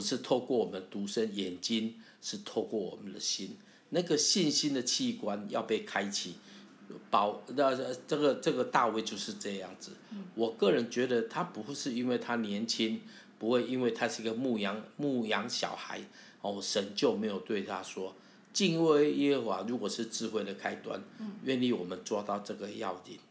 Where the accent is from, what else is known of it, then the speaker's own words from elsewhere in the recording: Taiwan; accent: Taiwanese Mandarin; 我的台湾国语就是我回应神的方式